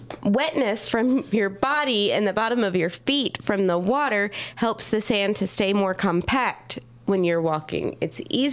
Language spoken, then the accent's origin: English; North Carolina, United States; I grew up in North Carolina on the East Coast.